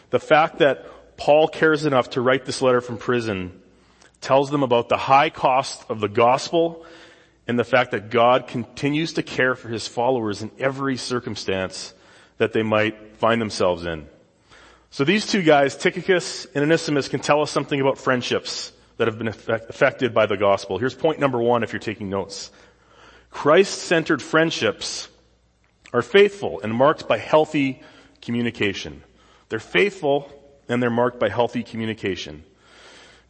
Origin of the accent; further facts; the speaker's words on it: Saskatoon, Saskatchewan, Canada; moved away as an adult; now in California, United States; This is the South Saskatchewan River in my hometown in Saskatoon